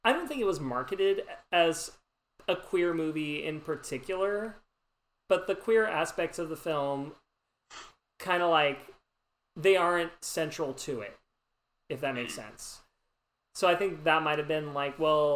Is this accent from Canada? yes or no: no; Ireland; I'm Irish